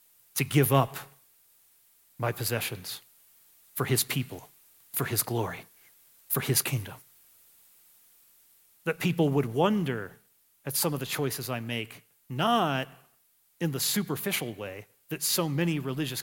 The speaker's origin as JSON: {"language": "English", "country": "United States", "said": "I'm an American."}